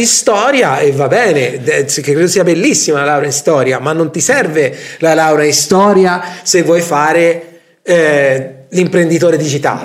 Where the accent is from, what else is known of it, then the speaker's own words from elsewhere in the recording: Tuscany, Italy; noi siamo toscani